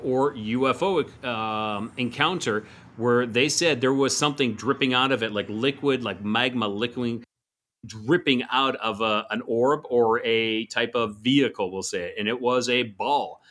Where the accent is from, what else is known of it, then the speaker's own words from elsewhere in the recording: Calgary, Alberta, Canada; moved away; I'm originally from, uh, Alberta, the province of Alberta